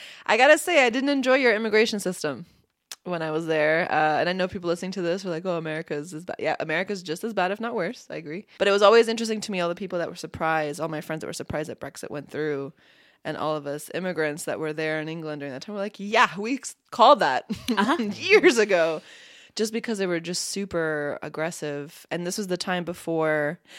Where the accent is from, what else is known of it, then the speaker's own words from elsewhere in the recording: Bosnia & Herzegovina; born there; I know I was born in Bosnia